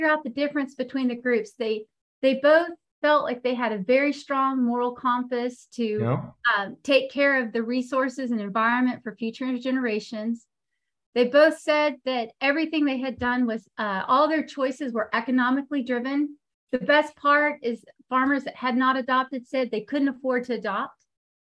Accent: Texas, United States; moved away as an adult; now in North Carolina, United States; I am currently headquartered in North Carolina, but I am from Texas. I lived, born and raised in Texas

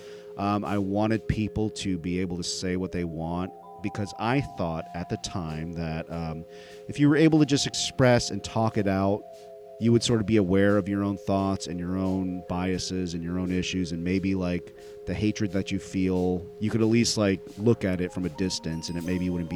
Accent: United States; My family is from India, but I was born and raised here in America.

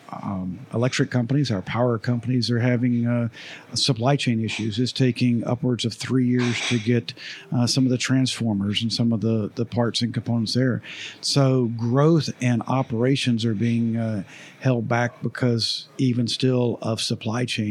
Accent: Jacksonville, Florida, United States; I was born and raised in Jacksonville

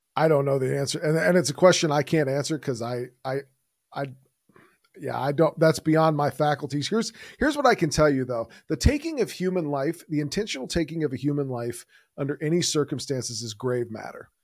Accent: Houston, Texas, United States; I grew up in, I grew up here in Houston, Texas

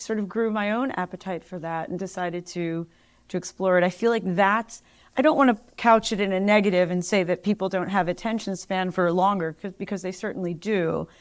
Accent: Philadelphia, Pennsylvania, United States; moved away; also born or lived in Los Angeles / New York; living back in my hometown

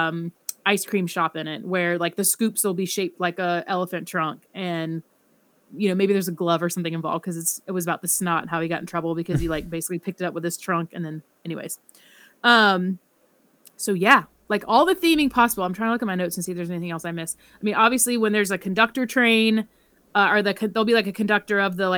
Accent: the South, United States; I'm from the South

